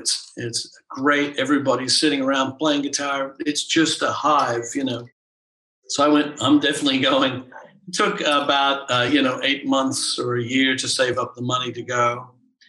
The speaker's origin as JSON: {"language": "English", "town": "Canberra", "region": "Australian Capital Territory", "country": "Australia", "tie": "born or raised there", "moved": "as an adult", "said": "I grew up in Canberra, and it was a beautiful place to grow up at the time."}